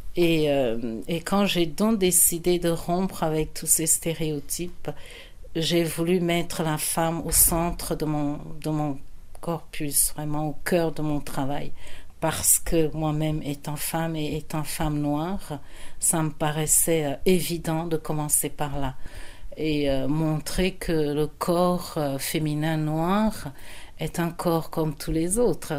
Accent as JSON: {"language": "French", "country": "France", "tie": "born or raised there", "also_born_or_lived": "Yaoundé, Cameroon / Amsterdam, Netherlands", "moved": "as an adult", "lives_now": "Netherlands", "said": "je suis euh, camerounaise, j'ai grandi en France"}